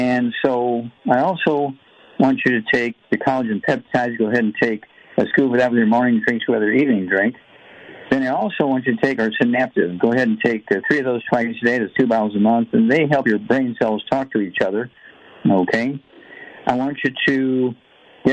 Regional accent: Missouri, United States; Missouri, my home state

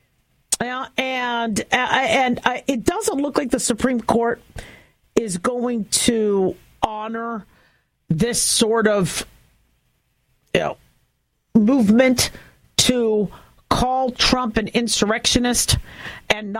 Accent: United States; as an American

